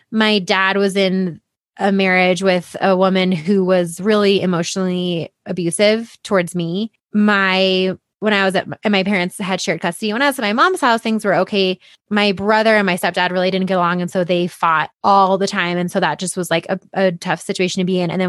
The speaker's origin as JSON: {"language": "English", "town": "Boulder", "region": "Colorado", "country": "United States", "tie": "born or raised there", "said": "And I grew up in Boulder."}